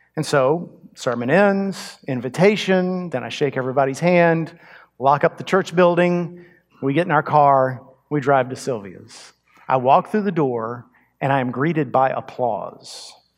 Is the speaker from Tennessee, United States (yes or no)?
no; Texas, United States; also born or lived in Montgomery County, Texas; But I grew up in Texas. I grew up in a small town, actually out in the country with cattle.